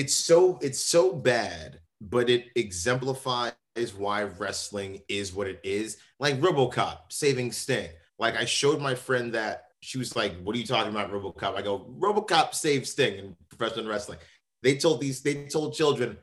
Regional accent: New York City, New York, United States; we're both from the Bronx. We're both from the same area. Him a little bit further up than I am, and I'm far up in the Bronx

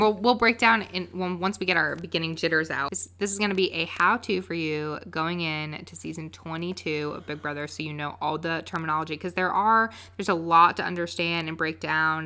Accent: Winston-Salem, North Carolina, United States; I'm from Winston-Salem, North Carolina

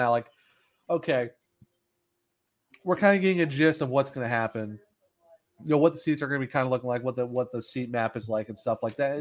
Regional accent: Ohio, United States; moved away; also born or lived in Apex, North Carolina; I'm originally from Ohio

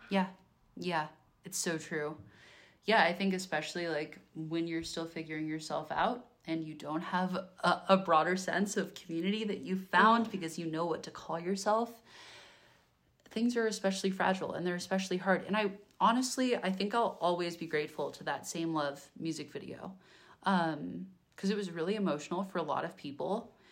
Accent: Bay Area, Northern California, United States; I'm from Northern California, I'm from the Bay Area, so I'm from an urban, liberal area

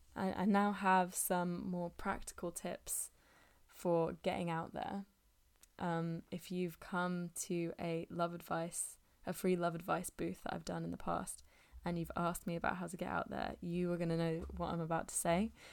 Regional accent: England, United Kingdom; I'm speaking as an English person

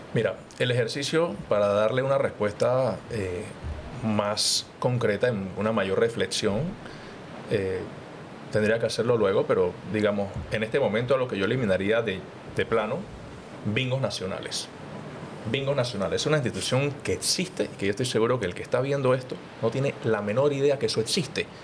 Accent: Panama City, Panama; yo vengo de Juan Díaz

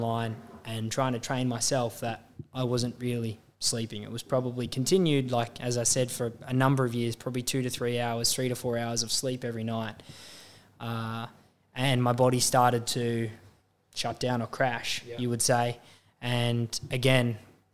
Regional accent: Australia; being an Australian

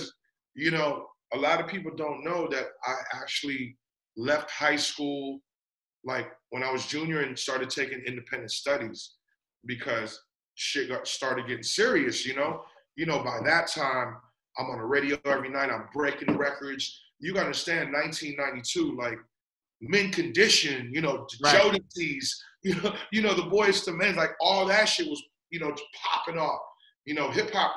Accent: San Francisco, California, United States; moved away; also born or lived in Guam / Las Vegas; when I was like around 9 months to a year old, they brought me to San Francisco because that's where my parents actually, you know, lived and worked

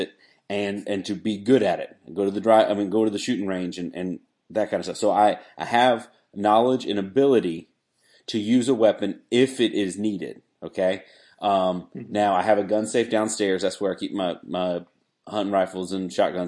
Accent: Wilmington, United States; now in South Carolina, United States; we grew up in Wilmington

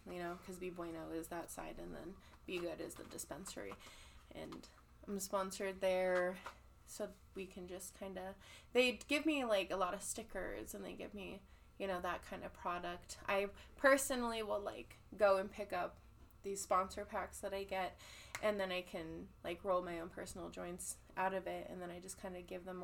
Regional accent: California, United States; now in Colorado, United States; I've like I was saying, I'm from California, and yes. I moved out here, and we would go back every single summer.

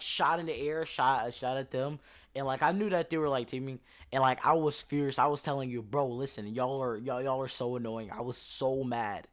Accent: Louisiana, United States; I'm from Louisiana

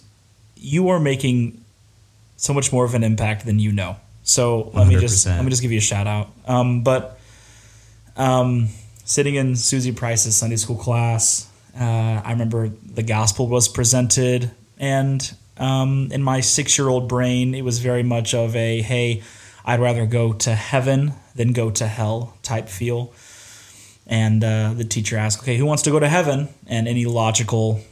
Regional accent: Bloomington, Indiana, United States; I was born in Bloomington, Indiana

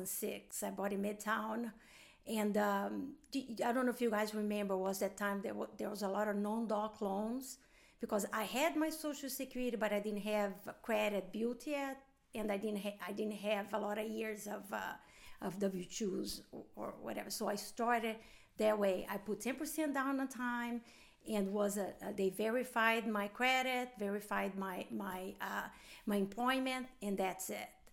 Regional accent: Brazil; English is a second language; moved away; also born or lived in Atlanta, United States; I've been half of the time here, half the time in Brazil. So when I'm here, I feel like I'm still a foreign or an immigrant

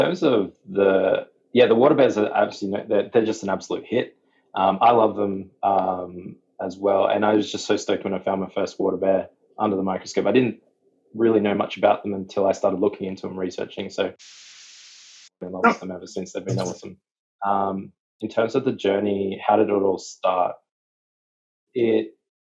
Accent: near Sydney, New South Wales, Australia; growing up near Sydney

